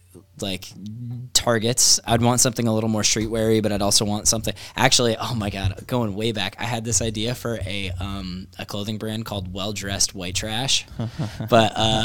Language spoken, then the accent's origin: English; New York, United States; I'm from New York too.